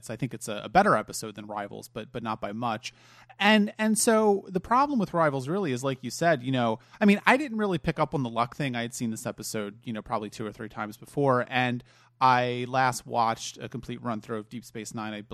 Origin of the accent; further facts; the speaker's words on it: Ireland; I'm Irish. I can get away with it.